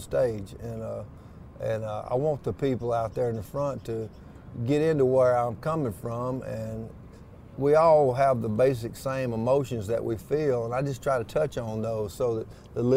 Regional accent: Tupelo, Mississippi, United States; I'm from Tupelo, Mississippi

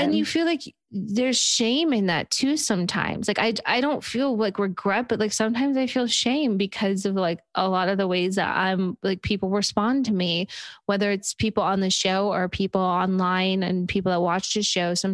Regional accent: New York, United States; I'm from New York, so I'm very loud and I make sure I'm heard all the time.

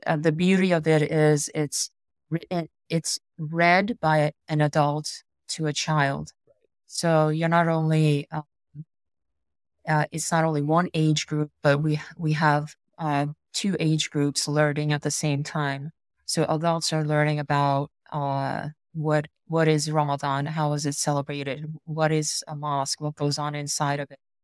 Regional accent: United States; I grew up here in America

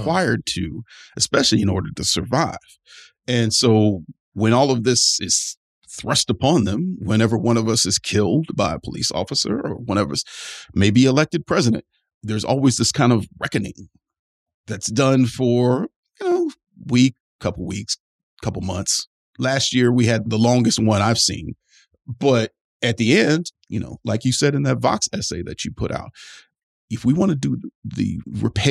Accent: Cleveland, Ohio, United States; my hometown of Cleveland

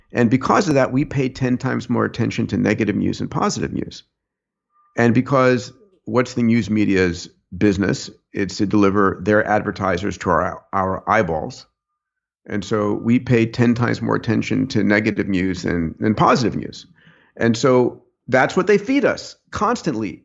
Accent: New York, United States; I was born in New York

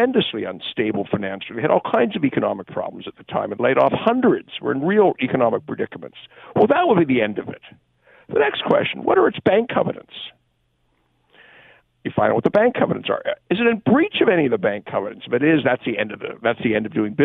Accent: Hamilton, Ontario, Canada; I'm a Hamilton boy. I grew up in Hamilton, went to Westdale

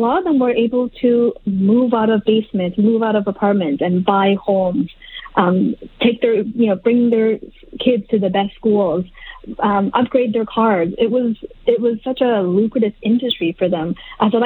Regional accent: Halifax, Nova Scotia, Canada; I grew up in Halifax, Nova Scotia

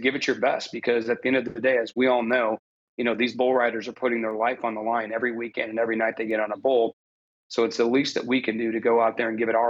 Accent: Nebraska, United States; I grew up in Nebraska.

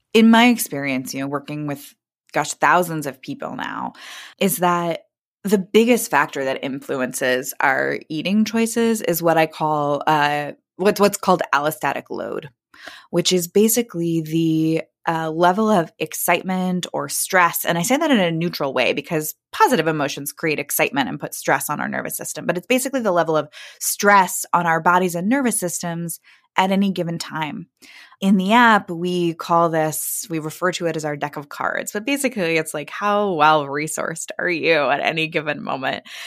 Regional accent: Kansas City, Missouri, United States; now in Brooklyn, United States; I grew up in Kansas City, Missouri.

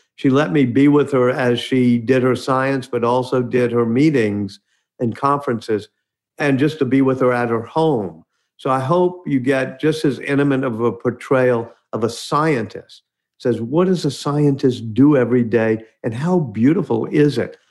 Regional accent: New Orleans, Louisiana, United States; I'm here in New Orleans now. My hometown, grew up right near where Louis Armstrong grew up in central city of New Orleans.

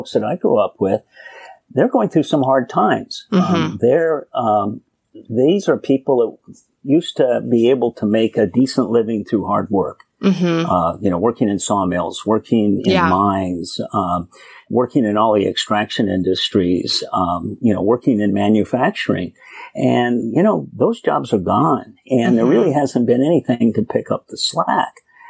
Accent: Sierra Nevada, California, United States; I grew up in Trump country, grew up in the Sierra Nevadas in a small logging town.

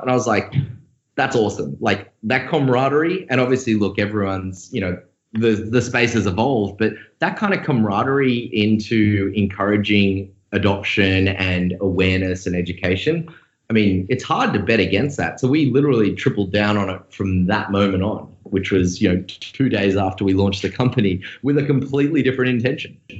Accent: Australia; accent: Australian; moved away as an adult; also born or lived in Sydney; now in San Francisco, United States; I'm Australian. If you didn't notice my accent, uh, moved over in San Francisco in 2013

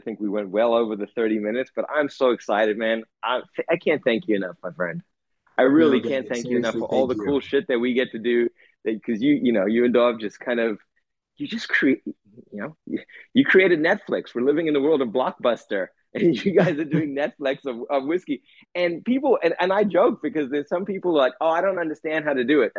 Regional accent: South Africa; growing up in South Africa

